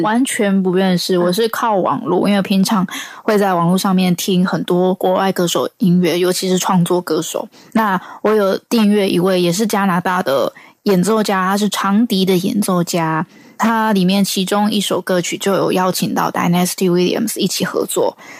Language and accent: Chinese; Taiwan; 我是来自台湾的创作歌手